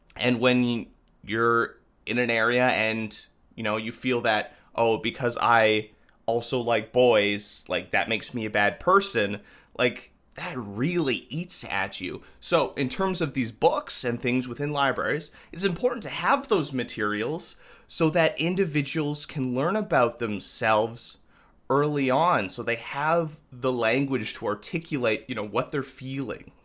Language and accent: English; Winkler, Manitoba, Canada; Growing up in Winkler, you know, in a lot of elements, it was very sheltered